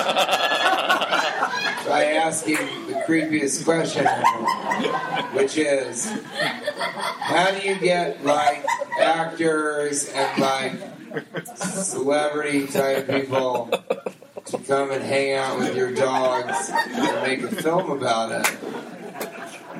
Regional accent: United States; I'm an American.

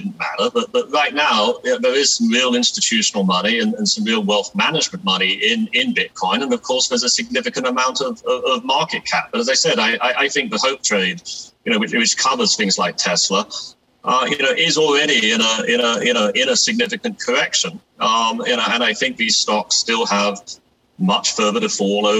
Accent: England, United Kingdom; moved away; I grew up in England as a kid

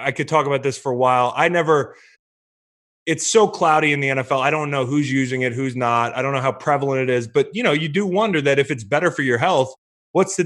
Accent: Virginia, United States; I'm from Virginia

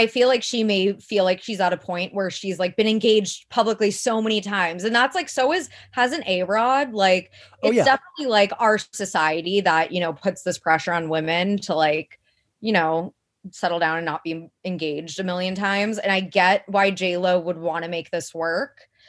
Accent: Midwest, United States; But again, I'm also like from the Midwest where it's like a little, people settle down way earlier.

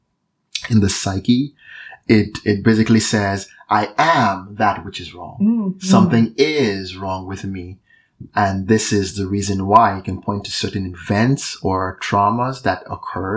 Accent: Nigeria; moved away; I'm Nigerian. So I grew up in Nigeria

